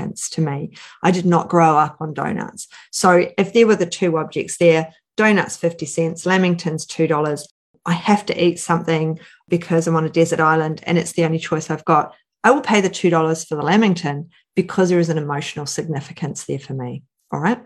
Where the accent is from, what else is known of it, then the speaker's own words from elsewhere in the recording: New Zealand; I grew up in New Zealand